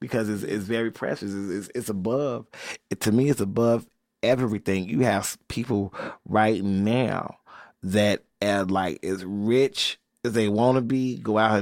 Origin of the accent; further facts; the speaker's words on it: Chicago, Illinois, United States; my accent, my mom and daddy and them, where they raised me and how they raised me, the churches in me, the disco that's in me, the house that's in me, the Chicago that's in me, the West Side is in me